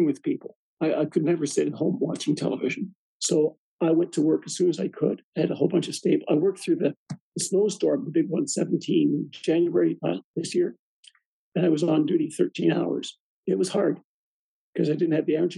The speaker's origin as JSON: {"language": "English", "country": "Canada", "said": "I'm a Canadian"}